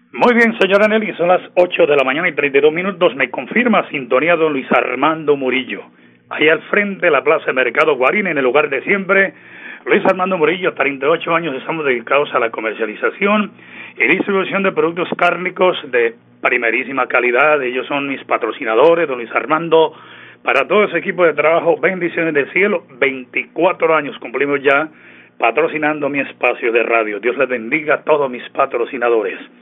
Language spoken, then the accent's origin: Spanish; El Páramo, Santander, Colombia; si somos de provincia, yo soy del Páramo de la Salud, allá donde está la Virgencita de la Salud